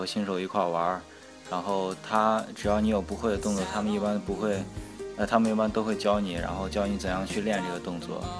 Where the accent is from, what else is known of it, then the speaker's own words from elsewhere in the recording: Xi'an, Shaanxi, China; also born or lived in Hong Kong; 我是香港的，然后在西安长大的，